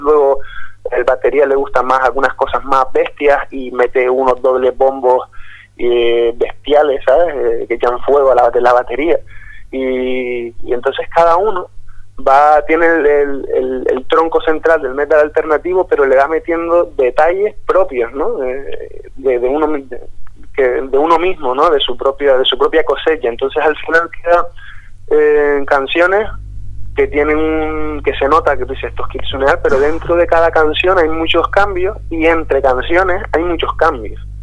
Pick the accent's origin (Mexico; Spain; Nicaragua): Spain; Gran Canaria, Canary Islands; Gran Canaria, donde soy yo